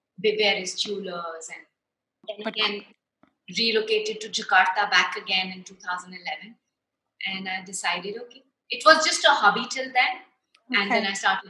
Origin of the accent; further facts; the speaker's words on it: India; moved away as an adult; also born or lived in Shanghai; being an Indian brought up in a certain kind of family